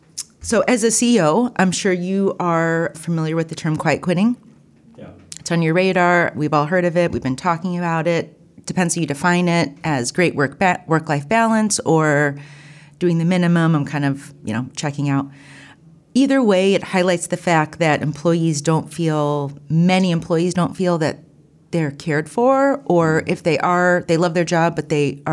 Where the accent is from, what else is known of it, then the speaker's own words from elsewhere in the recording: Bowling Green, Ohio, United States; But you know, when you're on the border, for anyone who knows where Bowling Green is, it is just south of Toledo